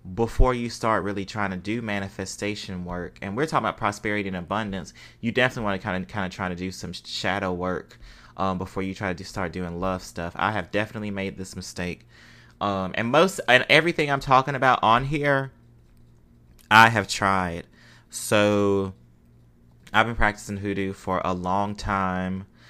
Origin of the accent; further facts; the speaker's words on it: Mississippi, United States; I'm from Mississippi.